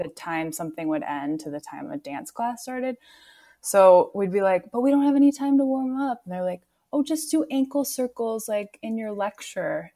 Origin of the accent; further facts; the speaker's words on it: Minneapolis, Minnesota, United States; I grew up in Minneapolis. I'm from here